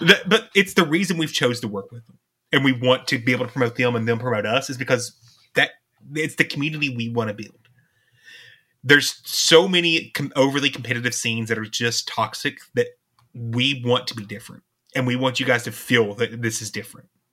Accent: East Kentucky, United States; We're from Kentucky

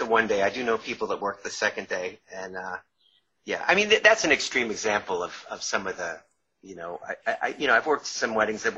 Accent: Long Island, New York, United States; accent: New York; moved away; I grew up in New York, and I was still – I grew up in Long Island, and I was living in New York

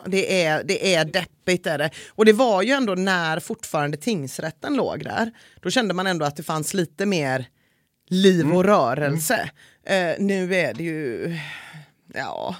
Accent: Gothenburg, Västra Götaland, Sweden; att vara göteborgare

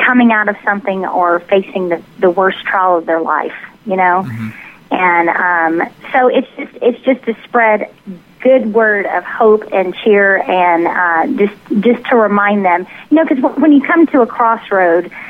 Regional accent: Tennessee, United States; accent: southern; now in Dallas, United States; we're from the Dallas area, but I grew up in Tennessee, so it's kind of a mixture

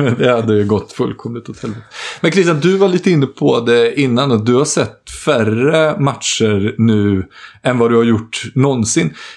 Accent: Jönköping, Jönköping County, Sweden; moved away; jag var hemma i Jönköping egentligen för att eh, begrava farfar

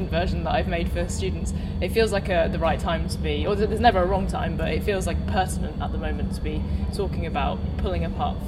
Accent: Cornwall, South West England, United Kingdom; I grew up in Cornwall, so in the countryside and a very small local school.

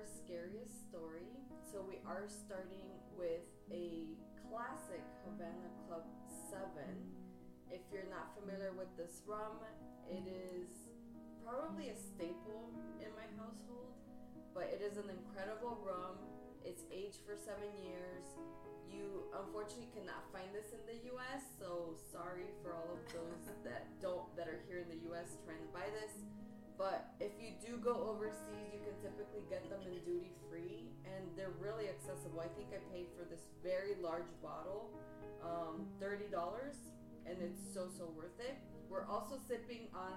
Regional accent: Quito, Pichincha, Ecuador; moved away; I was 5 years old, and I'm from Ecuador

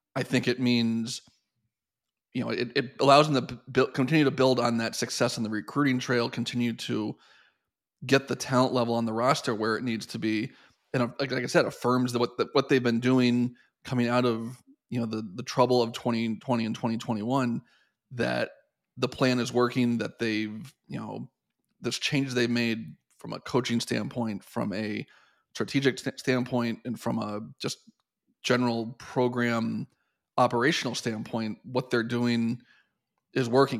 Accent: Columbus, Ohio, United States; moved away as an adult; also born or lived in Penn State; I grew up in Columbus

